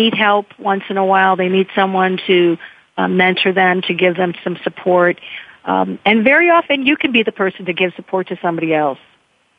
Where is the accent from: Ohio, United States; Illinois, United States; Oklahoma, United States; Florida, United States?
Illinois, United States; Chicago; I grew up in Chicago in the 1960s